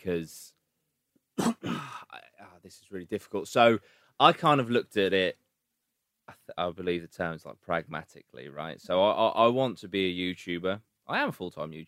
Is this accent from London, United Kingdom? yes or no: no; a village just outside Great Yarmouth, East of England, United Kingdom; it's a lovely village just outside.